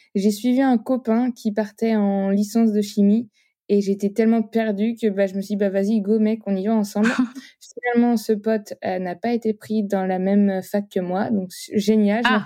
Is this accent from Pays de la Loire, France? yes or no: yes; Nantes, Pays de la Loire, France; j'ai 27 ans, je suis nantaise